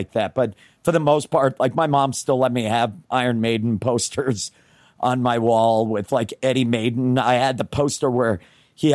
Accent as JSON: {"language": "English", "region": "Northeast", "country": "United States", "tie": "born or raised there", "said": "I grew up in the Northeast"}